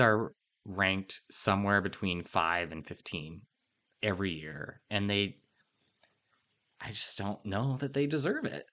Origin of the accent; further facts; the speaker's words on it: Oregon, United States; I was growing up in Oregon